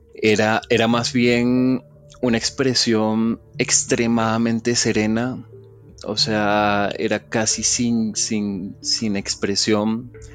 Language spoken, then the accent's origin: Spanish; Venezuela; now in Colombia; Yo me crié en Venezuela, yo nací acá en Colombia y, me crié en Venezuela.